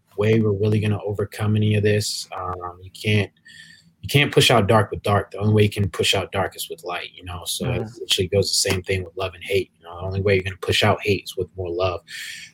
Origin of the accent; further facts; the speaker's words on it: Williamsburg, Virginia, United States; I grew up in Williamsburg, Virginia, which is pretty much a PWI